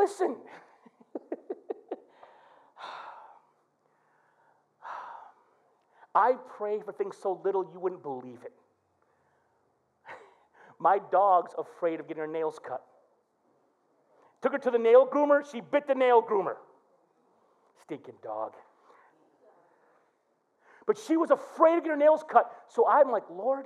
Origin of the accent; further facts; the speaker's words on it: Flint, Michigan, United States; growing up in Flint made me tough as nails